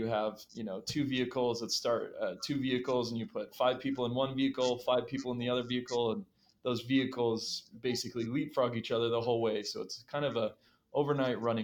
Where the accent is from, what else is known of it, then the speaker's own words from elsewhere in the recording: Utah, United States; our home state of Utah